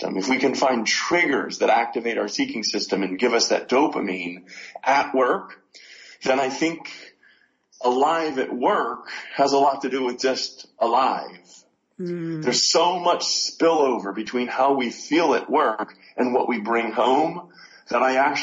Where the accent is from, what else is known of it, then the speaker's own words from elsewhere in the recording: Pittsburgh, Pennsylvania, United States; Pittsburgh, Pennsylvania